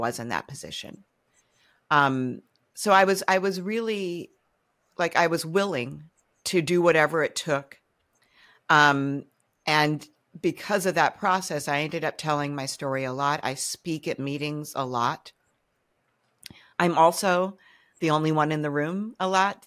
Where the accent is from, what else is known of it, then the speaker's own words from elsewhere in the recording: Cambridge, Massachusetts, United States; when I was growing up in Cambridge, Mass